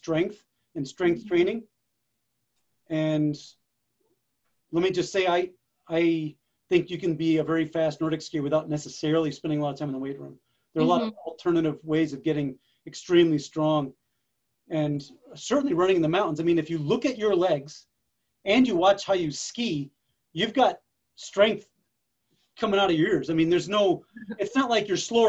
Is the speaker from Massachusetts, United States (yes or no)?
yes; Massachusetts, United States; When I was a kid, I grew up in Massachusetts